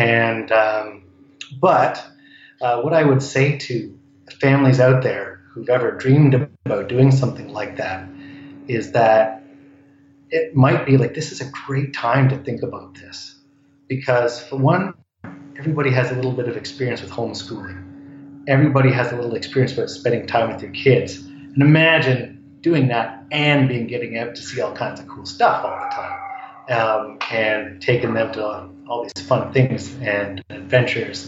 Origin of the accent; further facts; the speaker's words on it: Ontario, Canada; moved away as an adult; now in Vancouver, Canada; I grew up in Ontario. I've been in Vancouver for 20 years.